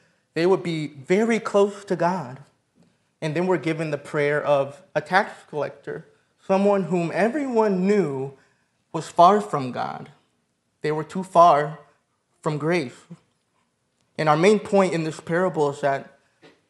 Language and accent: English; Michigan, United States; moved away; I'm from Michigan. My wife and I are from Michigan